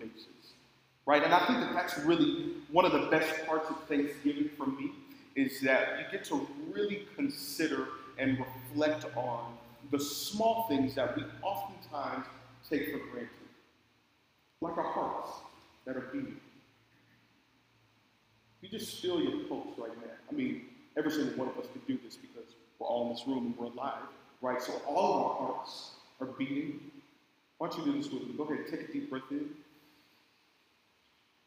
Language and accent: English; Oakland, California, United States; I grew up in Oakland. It's not the best place to grow up